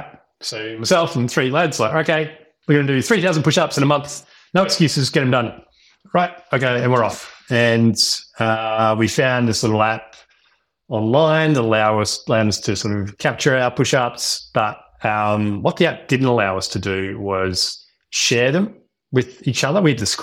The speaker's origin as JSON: {"language": "English", "town": "Melbourne", "region": "Victoria", "country": "Australia", "tie": "born or raised there", "also_born_or_lived": "Western Australia", "said": "I grew up in Melbourne, had a pretty good childhood, went to uni, studied engineering of all things."}